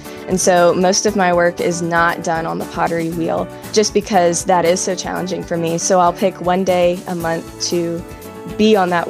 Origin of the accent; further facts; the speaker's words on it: Southern United States, United States; And from then, it was relatively a normal Christian childhood growing up in the South.